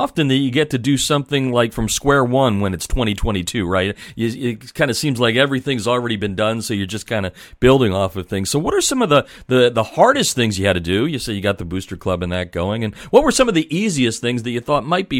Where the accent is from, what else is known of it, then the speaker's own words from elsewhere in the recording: Pennsylvania, United States; I grew up in Pennsylvania